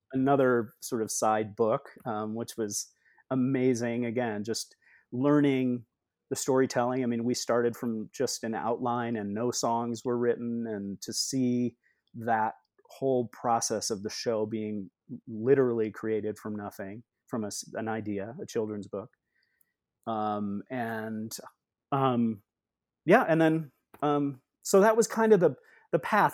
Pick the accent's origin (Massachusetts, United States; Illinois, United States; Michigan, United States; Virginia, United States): Illinois, United States; Rockford; now in New York City, United States; I grew up in Rockford, Illinois